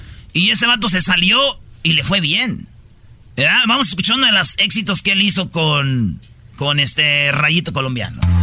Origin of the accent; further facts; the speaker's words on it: Monterrey, Nuevo León, Mexico; yo soy de Monterrey